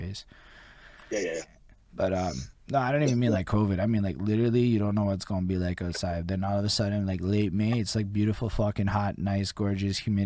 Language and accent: English; Montreal, Quebec, Canada; I'm also from Montreal